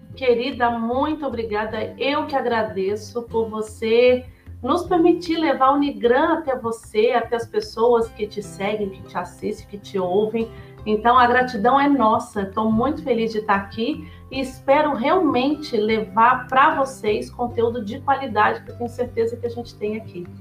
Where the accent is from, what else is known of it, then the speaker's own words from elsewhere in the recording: São Paulo, Brazil; moved away as an adult; also born or lived in Curitiba; now in United States; eu sou de São Paulo, apesar que nos últimos 10 anos eu morei em Curitiba